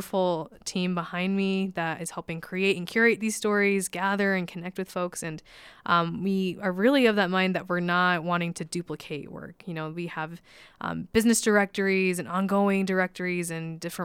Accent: Utah, United States; I grew up here in Utah, born and raised

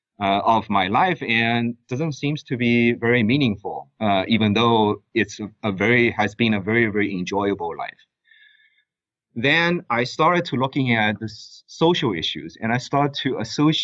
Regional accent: China; moved away as an adult; also born or lived in United States; now in Abu Dhabi, United Arab Emirates; I was born and raised in China. I moved to the U.S. to study economics at Georgetown University

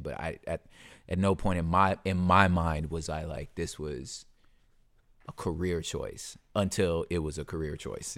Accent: California, United States; I'm from California

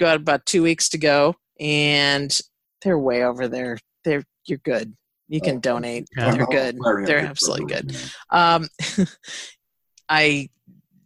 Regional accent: Minnesota, United States; growing up in Minnesota

